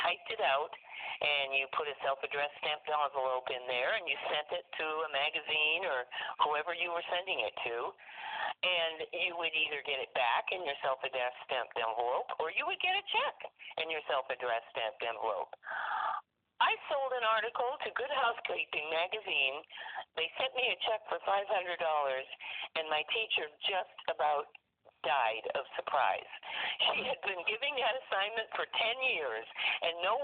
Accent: central Illinois, United States; also born or lived in Canada; I grew up mostly in central Illinois, and I currently live in a rural area in central Illinois

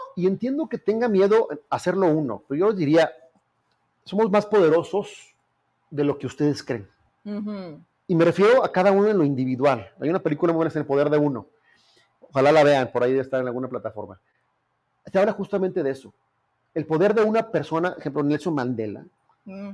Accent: Zacatecas, Mexico; now in Mexico City, Mexico; soy zacatecano

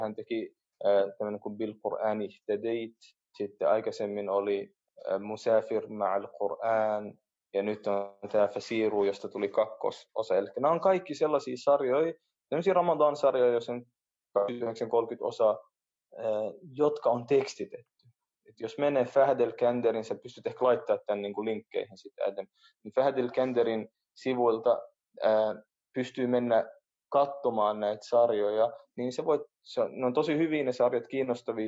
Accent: Helsinki, Uusimaa, Finland; first language Oromo; mä oon syntynyt Suomessa, mun vanhemmat tuli Etiopiasta 75 päälle 40 vuotta sitten Suomeen

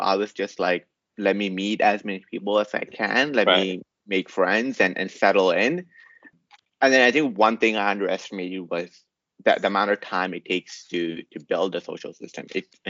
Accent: South India, India; now in Saudi Arabia; Because I came from South India. I'd be like, no, it's a pretty advanced country. We use the cars. But then here, like in Saudi Arabia, you never take the bus.

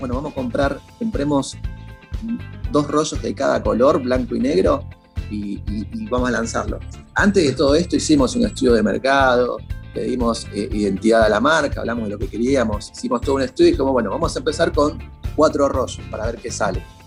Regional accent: Buenos Aires, Argentina; yo soy de Lugano

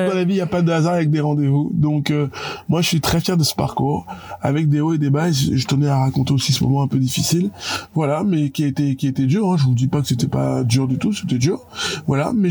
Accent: Yaoundé, Centre, Cameroon; je raconterai à tout le monde, les gars, je suis parti de Yaoundé, j'ai réussi à faire ça.

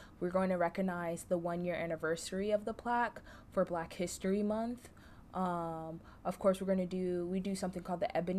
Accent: Orlando, Florida, United States; moved away as an adult; now in LaGrange, United States; I'm from Orlando, Florida.

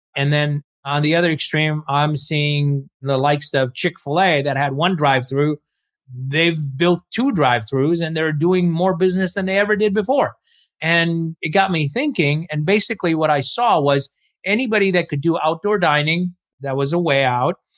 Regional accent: Chicago, Illinois, United States; moved away as an adult; I grew up in Chicago

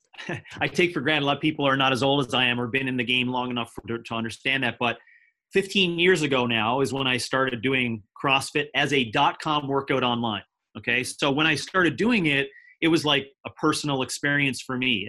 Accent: Canada; moved away as an adult; now in United States; I'm now been living in the United States for 7 years. I am a Canadian and I've been living down here with my family.

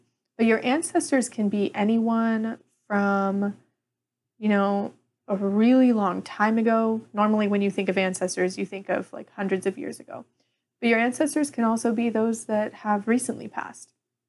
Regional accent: Ireland; As an Irish pagan, I don't necessarily have any correspondences with Samhain like you would see with Wicca.

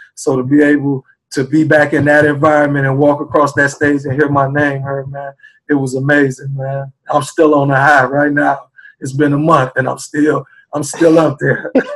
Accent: Chicago, Illinois, United States; also born or lived in South Bend, Indiana; now in Indianapolis, United States; I was born and raised in Chicago, Illinois, uh, and I had to move to South Bend, Indiana

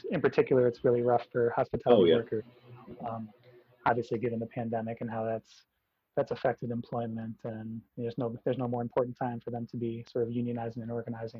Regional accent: New England, Connecticut, United States; moved away as an adult; also born or lived in Boston, Massachusetts; I grew up in New England, spent my first 18 years there, fairly unassuming life, pretty privileged life, small town, suburban America, hadn't really stepped foot in any city larger than Hartford, Connecticut, the capital there in Connecticut.

